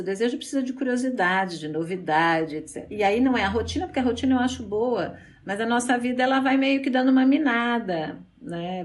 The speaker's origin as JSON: {"language": "Portuguese", "region": "São Paulo", "country": "Brazil", "tie": "born or raised there", "said": "eu nasci em São Paulo, eu sou a segunda filha de três filhos, de um casal de professores"}